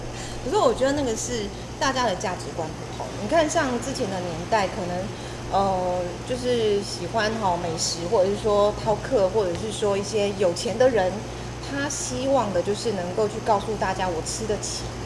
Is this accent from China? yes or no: no; southern Taiwan, Taiwan; 我们南部人，对不对，高雄平东